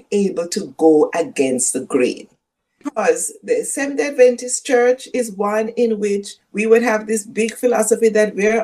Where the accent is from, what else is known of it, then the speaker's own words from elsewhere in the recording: Jamaica; first language Jamaican Patois; English is a second language; growing up in Jamaica as a little Black girl